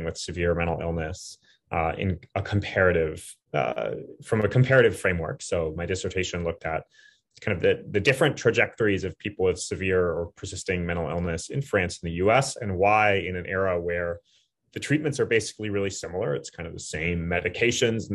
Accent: Flagstaff, Arizona, United States; also born or lived in Berkeley, California; now in New York, United States; So I'm from Flagstaff, Arizona. So it's a relatively small city in the southwest of the United States, but haven't lived there for a long time.

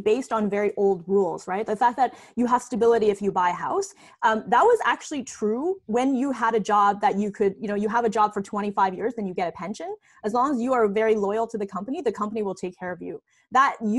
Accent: Canada; also born or lived in China; I was actually born in China, and we immigrated to Canada when I was 8 years old

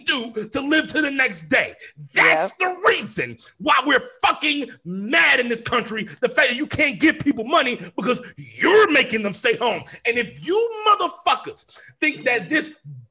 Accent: United States; I am an American. I was born here

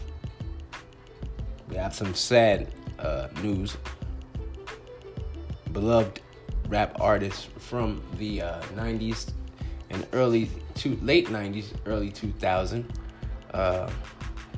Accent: Compton, California, United States; now in Phoenix, United States; I'm originally from the Compton, California area

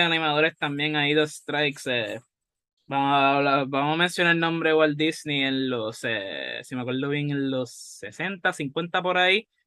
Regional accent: Puerto Rico; aquí en Puerto Rico, especialmente como somos, somos bilingües

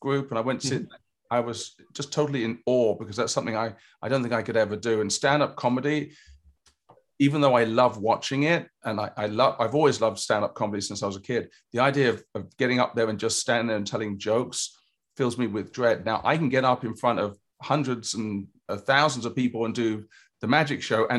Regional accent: England, United Kingdom; moved away; I grew up in England

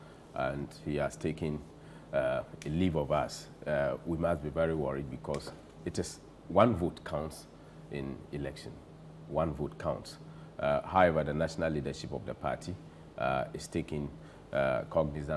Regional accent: Zabzugu, Northern Region, Ghana; I come from Zabzugu

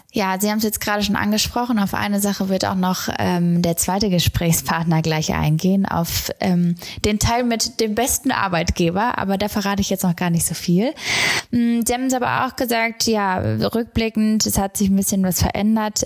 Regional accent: Gelsenkirchen, North Rhine-Westphalia, Germany; ich komme aus Gelsenkirchen

